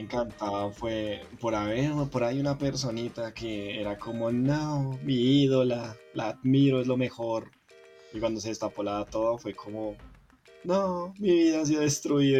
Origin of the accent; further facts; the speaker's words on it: Colombia; Yo soy de Colombia